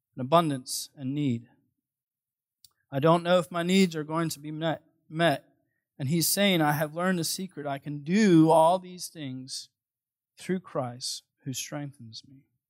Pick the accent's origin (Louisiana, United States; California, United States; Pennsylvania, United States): Pennsylvania, United States; Philadelphia; moved away; I'm originally from Philadelphia